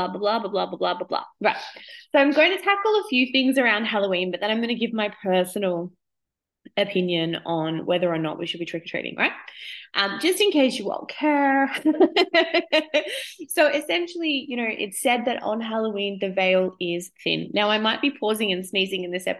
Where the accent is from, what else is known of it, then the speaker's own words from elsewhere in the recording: Australia; I'm 37 now, my mom was always like, we don't do that here. We're Australian.